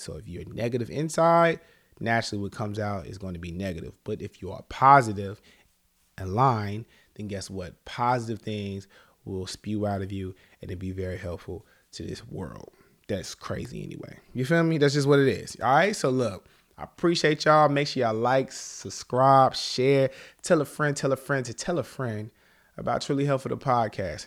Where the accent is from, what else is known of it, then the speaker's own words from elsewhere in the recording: Charlotte, North Carolina, United States; I'm from Charlotte, North Carolina